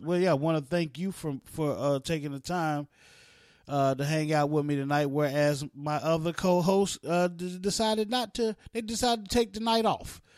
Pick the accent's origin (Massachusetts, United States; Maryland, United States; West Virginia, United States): West Virginia, United States; also born or lived in East Orange, New Jersey / Newark, New Jersey; I grew up in West Virginia